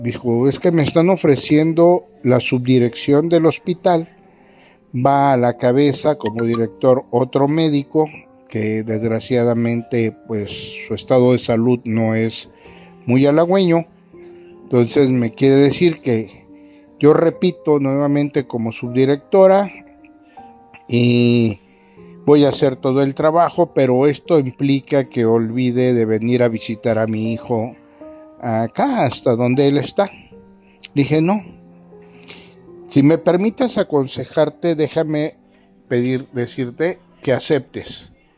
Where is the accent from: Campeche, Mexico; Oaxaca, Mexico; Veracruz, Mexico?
Veracruz, Mexico; Ozuluama; now in San Luis Potosí, Mexico; del municipio de mi pueblo, de Osuluama tierra donde ambos nacimos